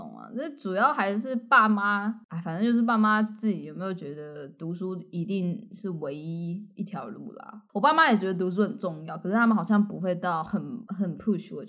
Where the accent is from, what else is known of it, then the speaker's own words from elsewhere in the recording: southern Taiwan, Taiwan; 我第一次感觉到我跟北部小孩的不同，就是我在国际学校的时候，就他们会说我有一个口音